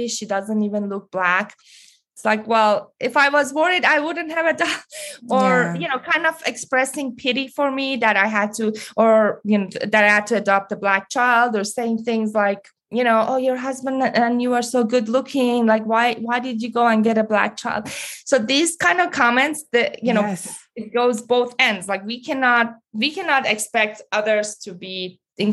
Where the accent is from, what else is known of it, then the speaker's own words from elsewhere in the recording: Iran; moved away; growing up in Iran and then coming here as an immigrant